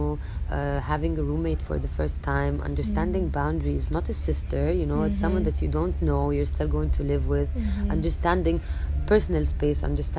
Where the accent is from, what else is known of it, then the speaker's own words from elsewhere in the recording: Chicago, Illinois, United States; born there; But then again, I mean, I was born in Chicago.